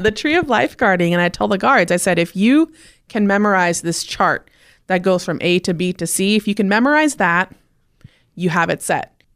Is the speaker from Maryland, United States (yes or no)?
no; Clearlake, California, United States; I was born in Lake County, California. The part of California that's always on fire. That's what I tell everyone every year. It's Northern California. Clear Lake, California was where I was born.